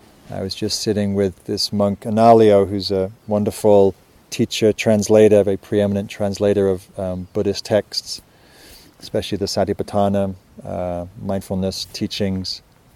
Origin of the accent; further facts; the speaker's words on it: England, United Kingdom; now in United States; And I was coming from England. And in England, it's not that wild, as I mentioned.